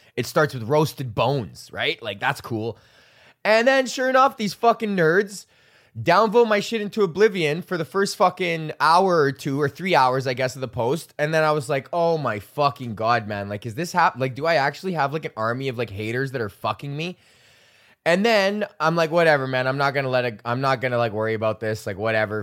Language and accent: English; Canada; I'm fucking Canadian